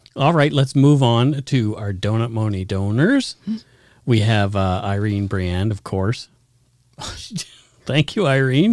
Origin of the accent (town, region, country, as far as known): Canada; accent: Canadian